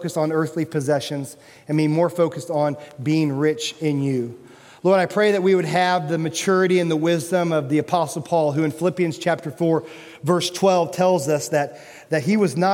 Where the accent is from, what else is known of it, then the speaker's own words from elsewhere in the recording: United States; As an American